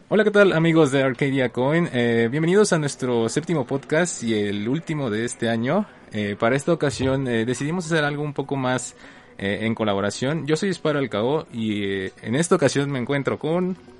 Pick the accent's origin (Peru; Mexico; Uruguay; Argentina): Mexico